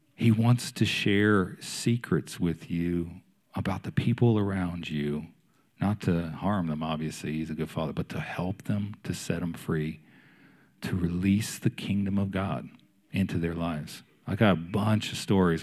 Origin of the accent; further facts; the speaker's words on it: Maryland, United States; moved away as an adult; now in Wilmington, United States; I'm from Maryland, and my wife's from Pennsylvania, so we're not, we're not native Southerners.